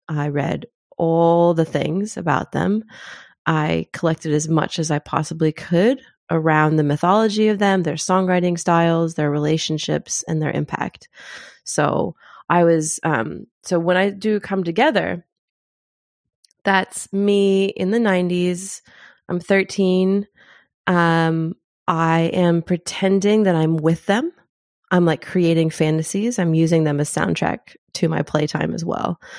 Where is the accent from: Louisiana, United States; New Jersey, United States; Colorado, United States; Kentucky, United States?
Kentucky, United States; moved away as an adult; also born or lived in Zimbabwe; now in New Zealand; I grew up in Kentucky